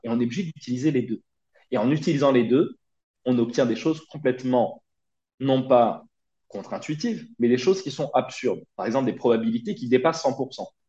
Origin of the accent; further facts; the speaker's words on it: Brignoles, Provence-Alpes-Côte d'Azur, France; moved away as an adult; also born or lived in Nice; je suis né en 1992 dans le Var, un petit village du Var qui s'appelle Brignoles. Euh, j'y ai grandi, j'y ai fait euh, toute ma scolarité jusqu'à jusqu'à mon bac